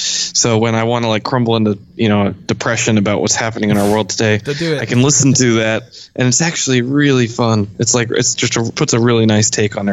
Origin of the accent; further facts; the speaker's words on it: Framingham, Massachusetts, United States; moved away; I grew up in Boston